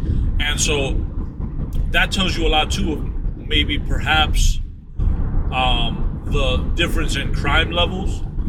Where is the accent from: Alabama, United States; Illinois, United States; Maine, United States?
Illinois, United States; Chicago; oh, I'm from Chicago.